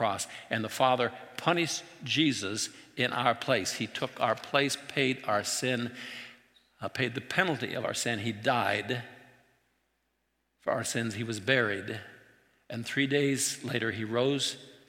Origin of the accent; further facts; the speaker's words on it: Trout Lake, Washington, United States; where I grew up in Trout Lake wasn't that far from Antelope